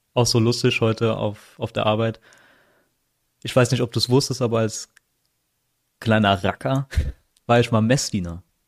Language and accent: German; Philippines; now in Germany; ich bin ja nicht hier geboren, ich bin ja auf den Philippinen geboren